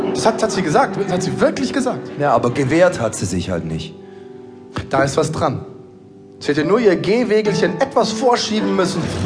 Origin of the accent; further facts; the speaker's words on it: Munich, Bavaria, Germany; In meiner Geburtsstadt München